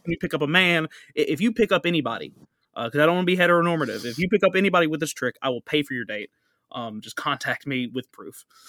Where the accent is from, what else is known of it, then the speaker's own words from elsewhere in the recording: United States; I'm from America